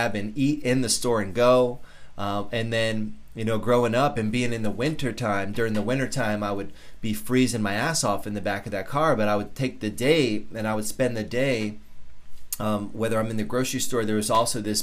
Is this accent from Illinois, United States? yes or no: no; Norwalk, Connecticut, United States; I grew up in South Norwalk in Connecticut